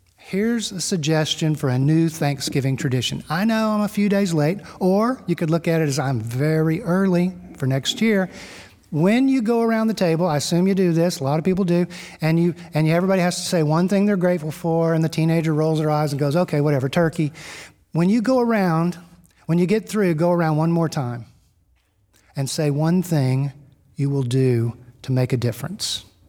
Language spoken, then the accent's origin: English; Gulf Coast of Texas, United States; I grew up on the Gulf Coast of Texas